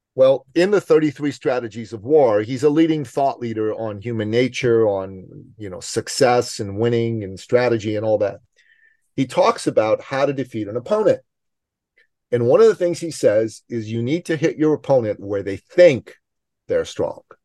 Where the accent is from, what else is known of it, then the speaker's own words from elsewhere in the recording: Iran; now in Canada; I'm from the Middle East. I'm from Iran